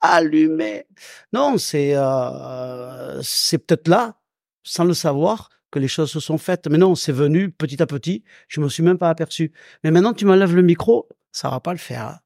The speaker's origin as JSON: {"language": "French", "town": "Salon-de-Provence", "region": "Provence-Alpes-Côte d'Azur", "country": "France", "tie": "born or raised there", "also_born_or_lived": "Pélissanne", "said": "j'ai grandi du côté de Salon de Provence"}